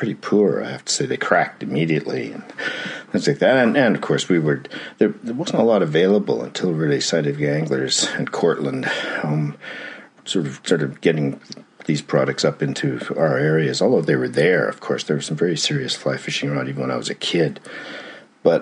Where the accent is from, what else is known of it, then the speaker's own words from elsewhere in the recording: Calgary, Alberta, Canada; now in New Zealand; Born and raised in Alberta, I grew up in Calgary